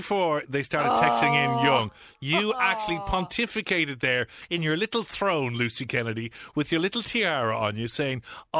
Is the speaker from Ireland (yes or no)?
yes; Ireland; being an Irish man and having been born and bred in Ireland